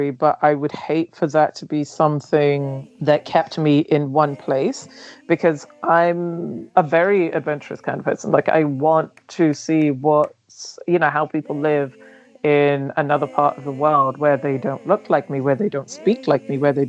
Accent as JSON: {"language": "English", "region": "London", "country": "United Kingdom", "tie": "born or raised there", "also_born_or_lived": "Nigeria", "second_language": "English", "said": "I am originally from Nigeria, but I grew up in London"}